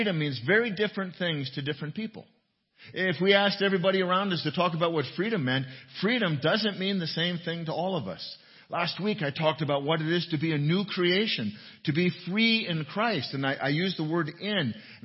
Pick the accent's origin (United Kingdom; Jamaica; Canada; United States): United States; our freedom as Americans